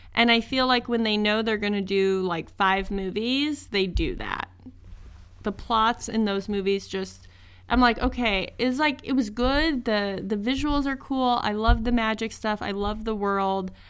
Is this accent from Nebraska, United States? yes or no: yes; Northeast Nebraska, United States; I am from Northeast Nebraska, right on the border of Iowa